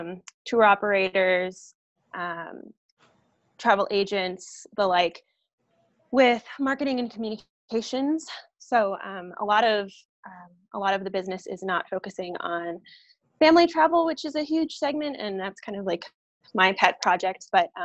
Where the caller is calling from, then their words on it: Denver, Colorado, United States; I am joining you from Denver, Colorado.